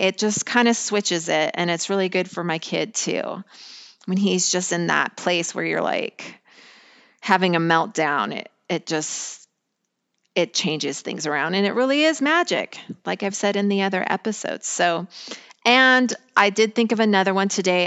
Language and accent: English; Colorado, United States; I grew up in a small town in Colorado